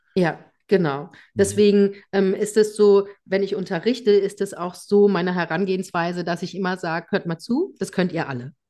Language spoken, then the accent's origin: German; Germany; hier bei uns in Deutschland